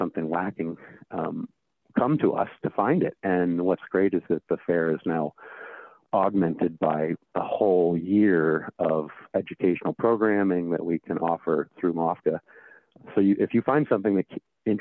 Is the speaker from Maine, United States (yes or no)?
yes; Maine, United States; Growing up in Maine